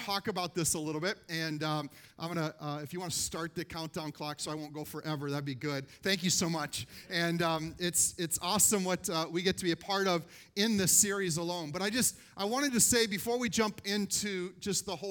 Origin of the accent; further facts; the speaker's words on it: Minnesota, United States; we're from Minnesota